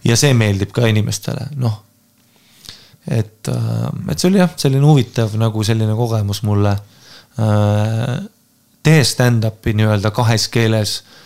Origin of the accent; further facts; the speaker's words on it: Estonia; ma olen Eestist